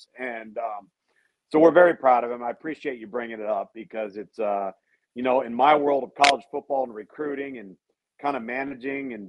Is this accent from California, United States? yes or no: yes; Southern California, United States; also born or lived in Pasadena, California / Tempe, Arizona; I was born in Pasadena, grew up predominantly entirely in Southern California, aside from several years in Tempe, Arizona, when my dad was at Arizona State